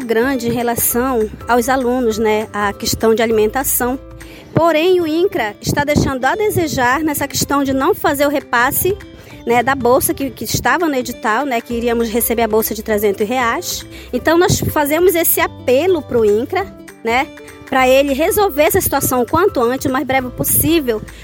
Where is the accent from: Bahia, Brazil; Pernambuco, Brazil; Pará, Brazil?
Pará, Brazil; Oriximiná; sou do município de Oriximiná